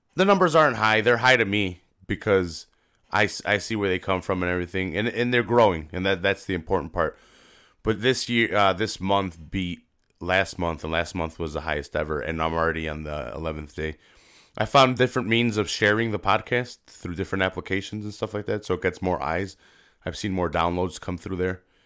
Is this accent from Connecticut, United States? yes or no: no; Chicago, Illinois, United States; I'm from Chicago